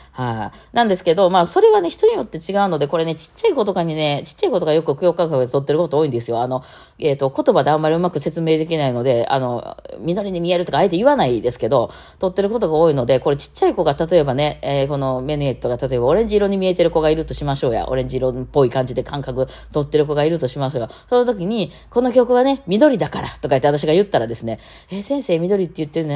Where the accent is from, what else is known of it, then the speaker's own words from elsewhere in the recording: Osaka, Japan; 私大阪人で大阪って発音します